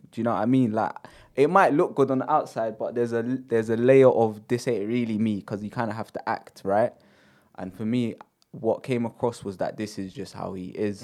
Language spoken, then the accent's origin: English; United Kingdom; growing up in Britain